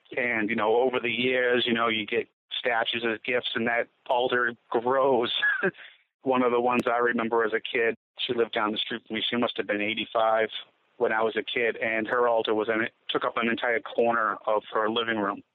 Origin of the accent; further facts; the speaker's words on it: Gloucester, Massachusetts, United States; I grew up in Gloucester, Massachusetts, as part of a Sicilian fishing family.